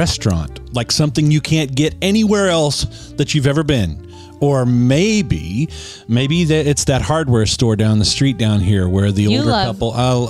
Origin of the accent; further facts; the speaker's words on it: Scott City, Kansas, United States; of Kansas growing up. I was in the extreme southwest